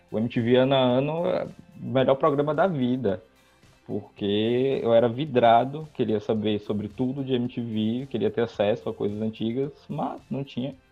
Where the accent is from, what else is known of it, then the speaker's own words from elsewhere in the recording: Bahia, Brazil; eu sou da Bahia também, sou do interior da Bahia.